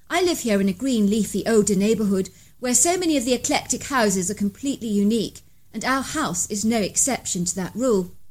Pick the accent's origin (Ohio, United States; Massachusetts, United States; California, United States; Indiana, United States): Indiana, United States; Zionsville; I'm from Zionsville, which is often referred to as a town within the park. It's located northwest of Indianapolis.